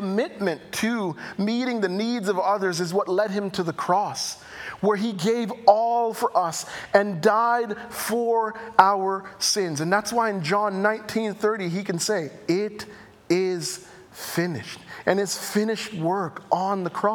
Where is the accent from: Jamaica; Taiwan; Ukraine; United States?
Jamaica; accent: Jamaican; my Jamaican accent